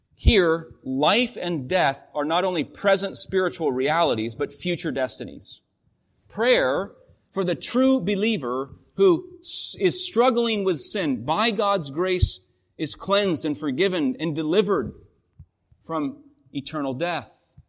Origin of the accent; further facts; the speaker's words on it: Washington, United States; moved away; Washington State, my home state